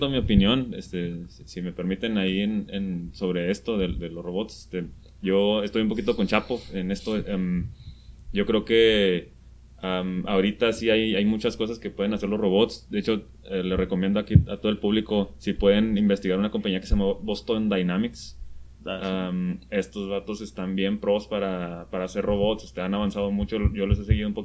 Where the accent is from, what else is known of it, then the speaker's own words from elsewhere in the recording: Ciudad Juárez, Chihuahua, Mexico; soy de Torreón, soy, de Juárez